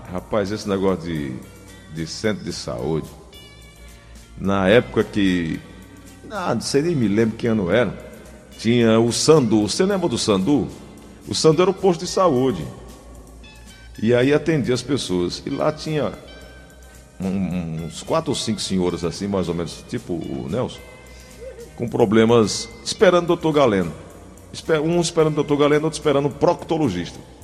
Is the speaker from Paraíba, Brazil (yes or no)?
yes; Paraíba, Brazil; now in Fortaleza, Brazil; eu sou paraibano, minha esposa pernambucana